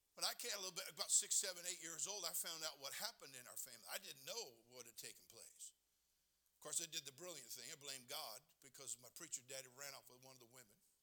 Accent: California, United States; I'm born and raised in California

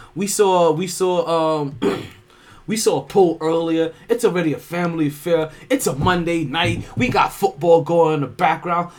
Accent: New York, United States; I'm a New Yorker

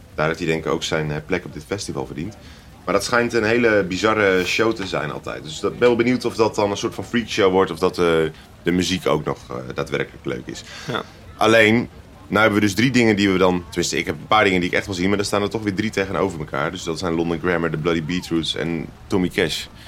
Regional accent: Utrecht, Netherlands; onze thuisstad Utrecht

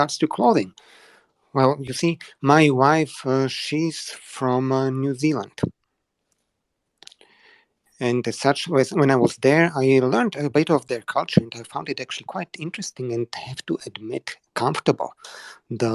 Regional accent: Slovakia; Where I come from. But yeah, Slovakia.

